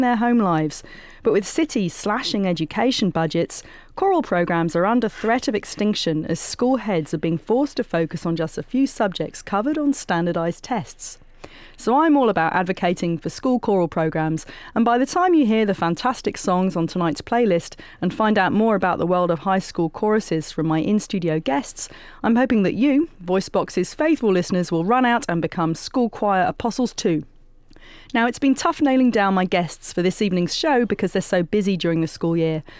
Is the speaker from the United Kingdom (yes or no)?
yes; England, United Kingdom; moved away; as a 17 year old with my high school chorus in my hometown in England